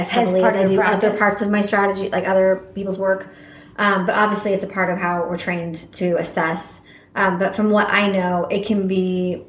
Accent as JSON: {"language": "English", "region": "Midwest", "country": "United States", "tie": "born or raised there", "said": "born and raised in the Midwest, went to Mizzou, only time I had ever left"}